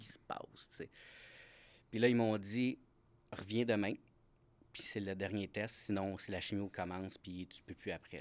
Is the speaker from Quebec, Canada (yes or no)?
yes; Granby, Quebec, Canada; je viens de la région de Granby